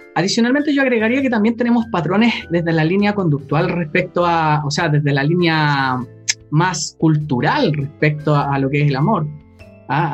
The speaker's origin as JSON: {"language": "Spanish", "country": "Chile", "tie": "born or raised there", "said": "cuando era chico acá en Chile"}